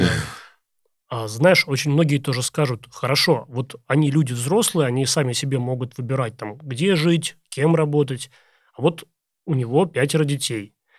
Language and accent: Russian; Vesyegonsky District, Tver Oblast, Russia; это в Весегонском районе, как раз э, на моей малой родине